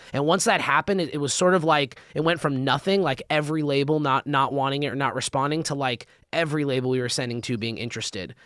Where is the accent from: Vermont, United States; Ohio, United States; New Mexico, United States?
New Mexico, United States; Albuquerque; moved away as an adult; now in Los Angeles, United States; I was born in California, um, in L A, but I've lived my, I lived my whole life up until college in Albuquerque, New Mexico.